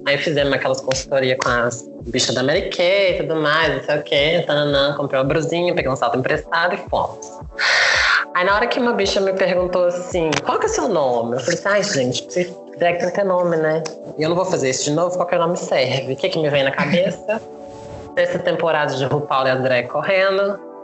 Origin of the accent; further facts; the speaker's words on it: Brazil; A gente é brasileira